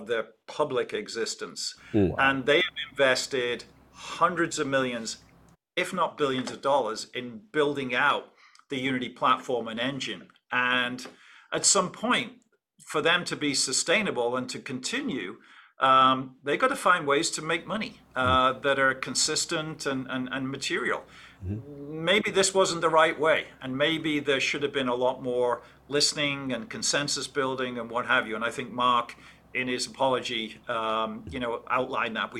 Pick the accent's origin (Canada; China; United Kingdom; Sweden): United Kingdom; England; when I grew up in England